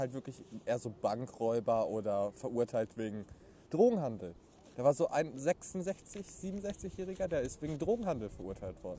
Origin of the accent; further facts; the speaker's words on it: Rheda-Wiedenbrück, North Rhine-Westphalia, Germany; 23 aus Reda Wiedenbrück